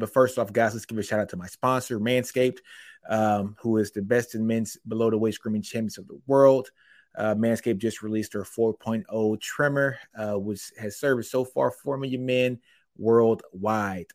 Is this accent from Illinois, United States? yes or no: no; Killeen, Texas, United States; I am from Killeen, Texas. I went to Ellison High School.